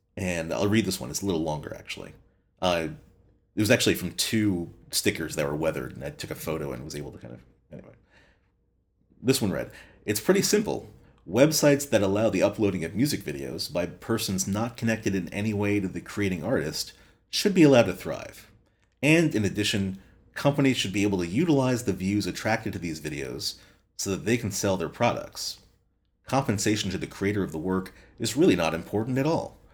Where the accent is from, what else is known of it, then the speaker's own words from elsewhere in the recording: Long Island, New York, United States; now in San Francisco, United States; where I grew up on Long Island